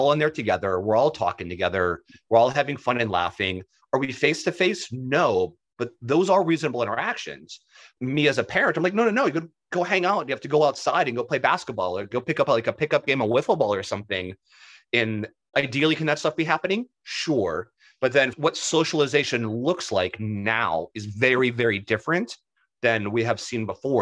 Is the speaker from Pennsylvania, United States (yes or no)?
yes; Pittsburgh, Pennsylvania, United States; I'm from Pittsburgh